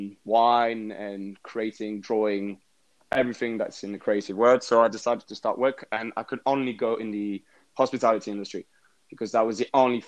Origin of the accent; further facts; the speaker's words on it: London, United Kingdom; also born or lived in Paris, France; I was born in France and I came to London at the age of 3 when my parents divorced